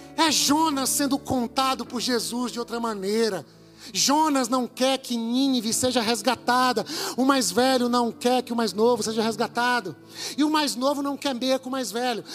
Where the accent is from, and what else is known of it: Brazil